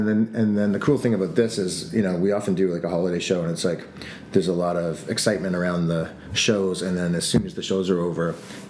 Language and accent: English; Canada; growing up in Canada